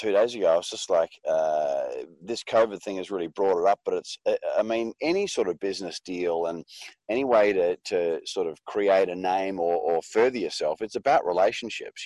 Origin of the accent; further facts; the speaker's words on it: Western District of Victoria, Australia; up on a sheep and crop farm in the Western District of Victoria, about 3,000 acres